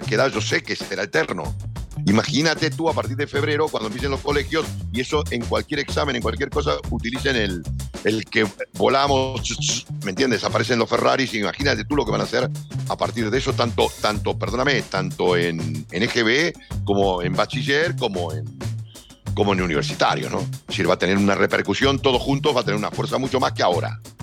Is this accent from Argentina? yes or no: yes; Argentina; soy argentino